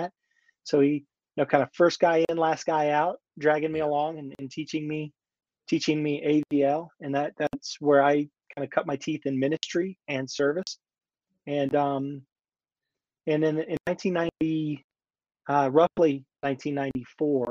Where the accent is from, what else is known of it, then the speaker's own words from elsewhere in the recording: Northern Virginia, United States; moved away as an adult; now in Colorado, United States; We draw heavily from the DC culture in Northern Virginia